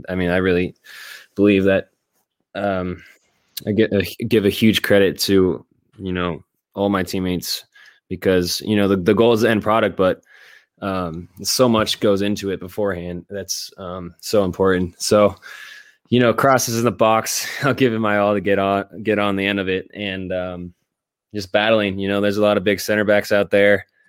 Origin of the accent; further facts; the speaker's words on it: Northern California, United States; I'm from Northern California and spent my youth driving down